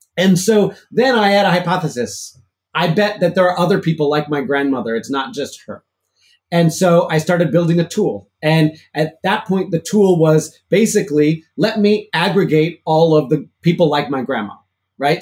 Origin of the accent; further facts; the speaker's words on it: Chicago, Illinois, United States; now in Massachusetts, United States; I grew up in Chicago in the city